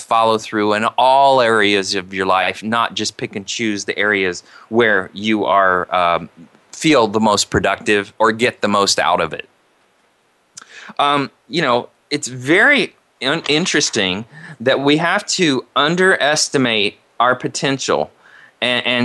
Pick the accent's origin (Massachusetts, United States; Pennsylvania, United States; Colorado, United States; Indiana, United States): Indiana, United States; now in California, United States; I grew up in Indiana, which there's nothing wrong with Indiana. It's a great place to grow up